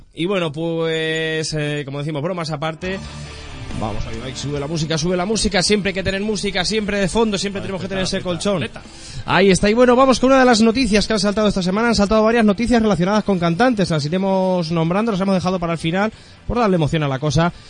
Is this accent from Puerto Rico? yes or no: no; southern Spain, Spain; accent: del sur (southern); tenemos mucho acento